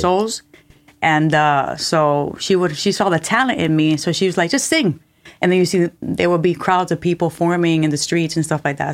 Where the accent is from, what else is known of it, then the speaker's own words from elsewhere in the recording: Cuba; moved away; I was born in Cuba and, uh, we didn't hear a lot of reggae music